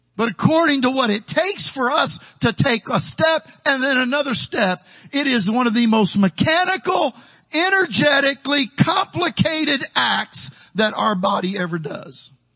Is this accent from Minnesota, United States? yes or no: no; Taylorville, Illinois, United States; moved away as an adult; also born or lived in Houston, Texas / San Benito, Texas; now in Texas, United States; my hometown in Taylorville, Illinois